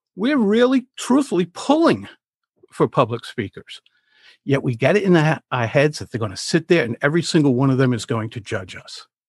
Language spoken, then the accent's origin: English; Rhode Island, United States; I'm from Rhode Island. I've spent the vast majority of my life here